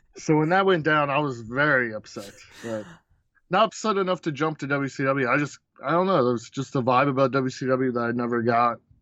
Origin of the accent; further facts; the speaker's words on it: Baltimore, Maryland, United States; I'm from Baltimore, so it, we were a W C W town